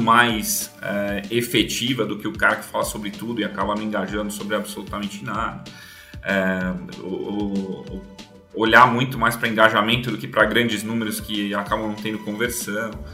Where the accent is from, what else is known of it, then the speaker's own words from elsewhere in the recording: São Paulo, Brazil; also born or lived in Campinas; meu curta-metragem começa em Campinas, onde eu nasci, então eu não sou aqui da capital. Mudei para São Paulo é, pequeno, é, morei na Zona Norte a vida inteira